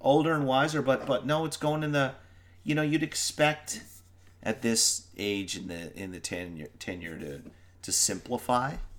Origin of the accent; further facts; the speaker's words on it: Newfoundland and Labrador, Canada; also born or lived in Ireland; we're Newfoundlanders